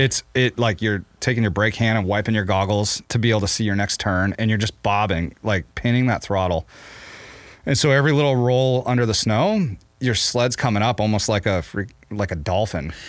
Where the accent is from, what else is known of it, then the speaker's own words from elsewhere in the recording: Maine, United States; now in Montana, United States; when I was a kid, growing up in Maine